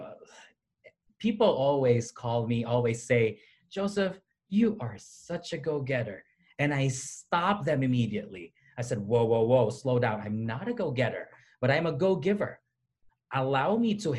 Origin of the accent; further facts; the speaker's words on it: Philippines; moved away as an adult; also born or lived in Southeast Missouri; now in United States; I was born and raised in the Philippines.